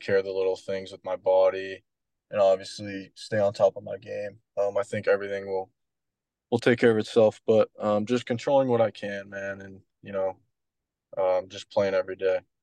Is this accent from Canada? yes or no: yes; Canada; moved away as an adult; also born or lived in Wright State; being Canadian